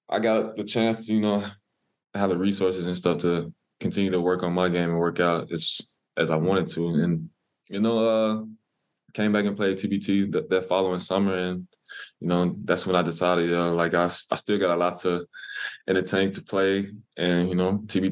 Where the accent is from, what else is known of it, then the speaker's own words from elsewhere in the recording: Humboldt, Tennessee, United States; I'm from Humboldt